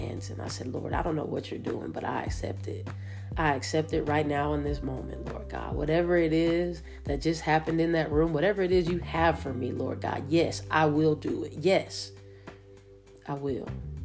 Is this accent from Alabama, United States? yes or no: yes; Roanoke, Alabama, United States; I'm from Roanoke, Alabama, small time coach